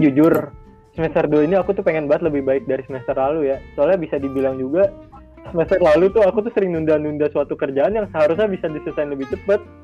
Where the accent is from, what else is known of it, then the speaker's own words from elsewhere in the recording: South Tangerang, Banten, Indonesia; aku sendiri dari kota Tangerang Selatan